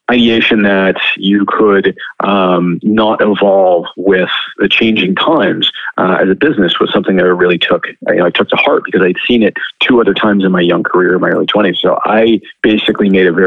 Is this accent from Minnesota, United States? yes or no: no; Southern California, United States; moved away as an adult; now in Canada; I grew up in Southern California